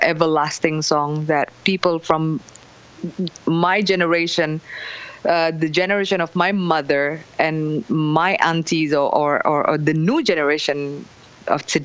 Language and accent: English; Indonesia; I'm from Indonesia